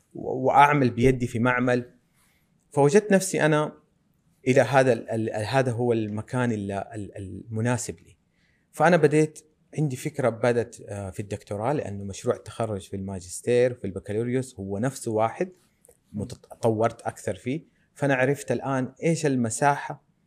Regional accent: Medina, Medina Province, Saudi Arabia; أنا من أبناء المدينة المنورة ولدت ونشأت وتعلمت في هذه الأرض

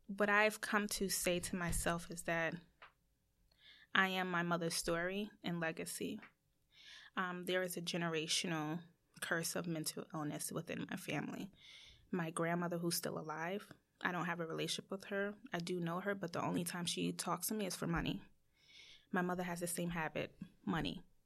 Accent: United States; as Americans

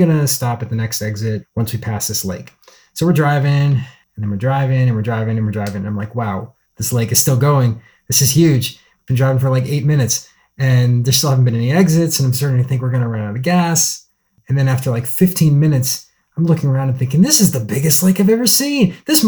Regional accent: Virginia, United States; moved away as an adult; also born or lived in Seattle, Washington; now in Astoria, United States; I'm from Virginia originally, and the first time I ever visited Oregon was in 2012 when I was moving from Virginia to Seattle to go to grad school.

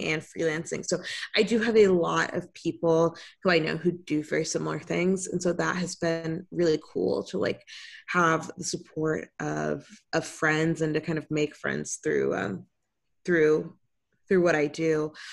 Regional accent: Tampa, Florida, United States; My family moved to the area when I was four years old

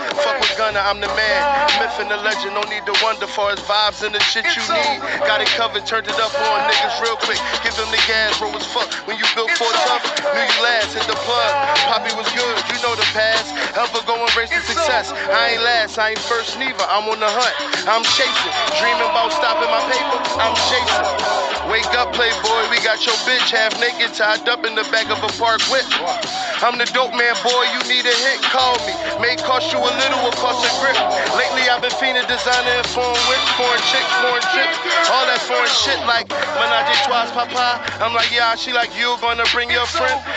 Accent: Philadelphia, Pennsylvania, United States; North Philly boy

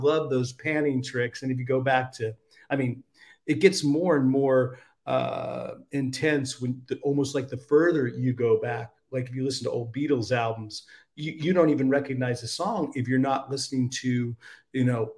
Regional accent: United States; I'm American

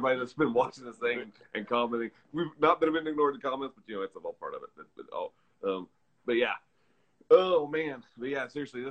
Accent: the South, United States; moved away; Well, see, I'm from the South, and we get tornadoes all the time.

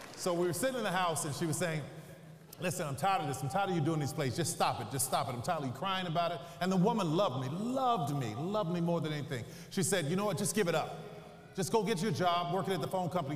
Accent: New Orleans, Louisiana, United States; I'm from New Orleans

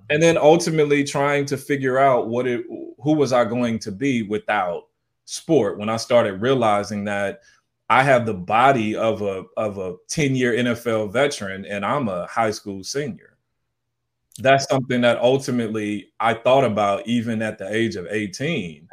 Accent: St. Louis, Missouri, United States; also born or lived in Southern California; now in San Jose, United States; I'm originally from Saint Louis, Missouri.

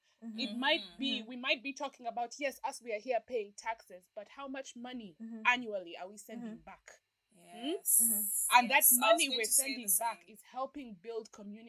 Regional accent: Uganda; I grew up in Uganda.

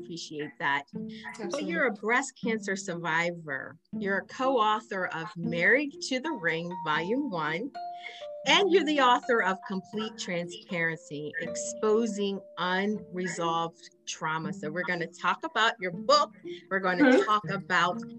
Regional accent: Wilmington, Delaware, United States; we're both from Wilmington, right? We grew up here.

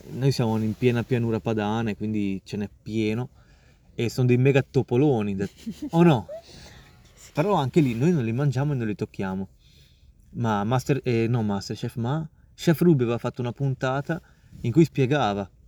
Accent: India; non mangio carne rossa, eh, ma non per una questione di sono indiano, eccetera.

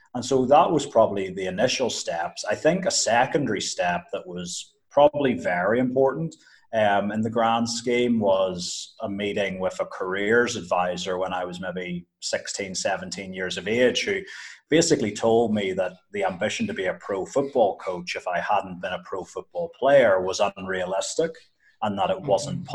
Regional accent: Northern Ireland, United Kingdom; moved away as an adult; now in Uganda; I was growing up in Northern Ireland

